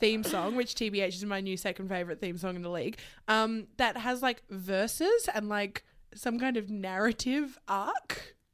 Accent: Queensland, Australia; As a Queenslander

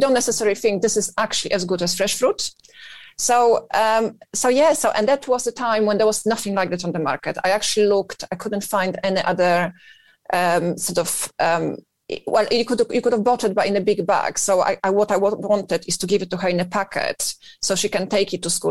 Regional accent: northern Poland, Poland; moved away as an adult; now in United Kingdom; I'm originally from Poland, uh, born in north of Poland, and uh, yes, and, and I've moved here when I was relatively young.

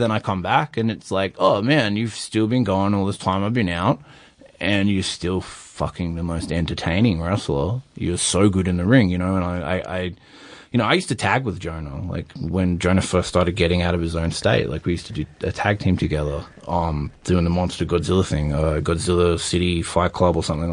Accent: Sydney, New South Wales, Australia; I come from Sydney

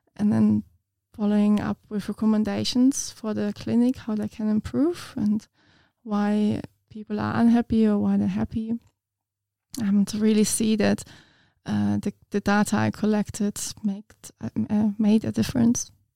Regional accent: Munich, Bavaria, Germany; English is a second language; moved away as an adult; now in Ipswich, Australia; I'm from Munich in Germany, which is like a bigger city

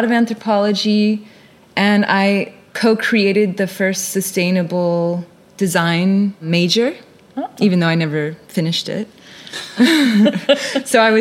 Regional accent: Guam; also born or lived in California / Japan / New Orleans; now in Tasmania, Australia; was born in California and raised in Guam, and a bit in Japan as well

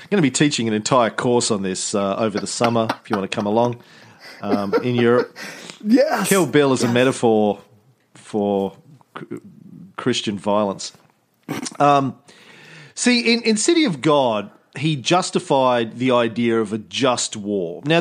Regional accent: Australia; accent: Australian; I've toned down my Australian accent, they amp theirs up.

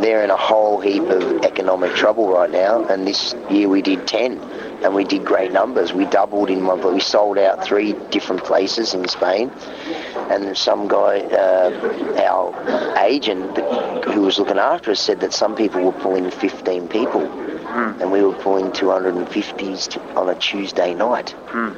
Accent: Australia; being Australian, we drive, that's what we do.

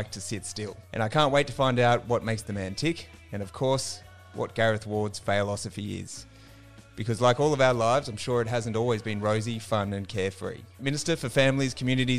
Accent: Nowra, New South Wales, Australia; moved away; I moved back to my hometown of Nowra on the New South Wales South Coast

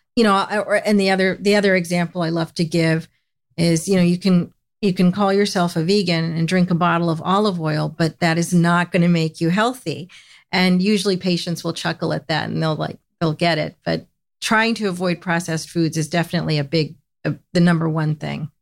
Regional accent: United States; I grew up in the United States

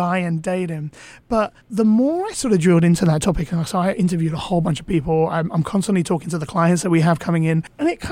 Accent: London, United Kingdom; I grew up in London

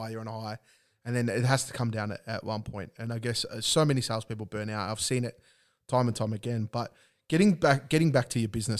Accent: Australia; it's our birthright, um, as an Aussie to drink V B

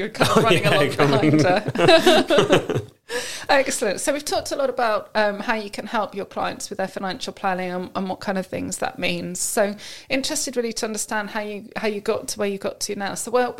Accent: Amersham, South East England, United Kingdom; I grew up and lived in Amersham

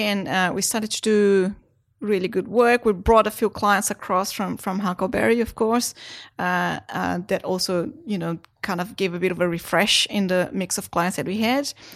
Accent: Brazil; now in Australia; I was born in Brazil.

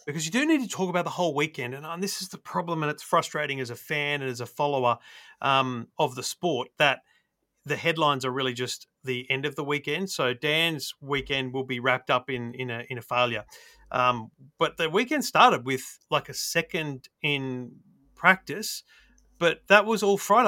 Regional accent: Australia; as an Aussie

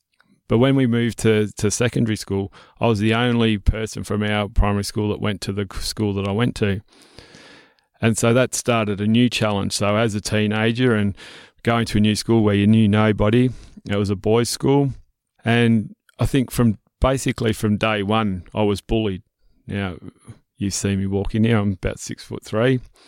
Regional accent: Melbourne, Victoria, Australia; So I was born and bred in Melbourne. So I wasn't always a farmer and not always from the country, but mum and dad decided to move to the country.

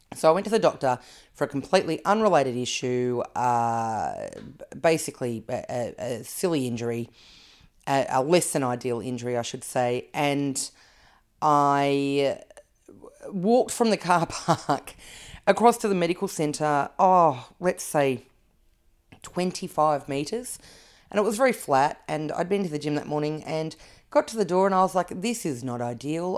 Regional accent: Canberra, Australian Capital Territory, Australia; I grew up in Canberra.

